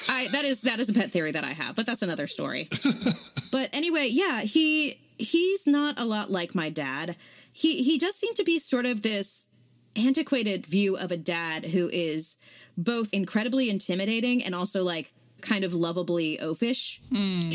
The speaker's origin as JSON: {"language": "English", "region": "Southern California", "country": "United States", "tie": "born or raised there", "said": "I grew up in Southern California."}